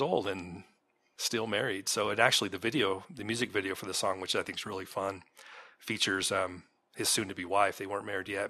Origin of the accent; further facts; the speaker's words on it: Santa Cruz, California, United States; me growing up in California and being that fourteen year old boy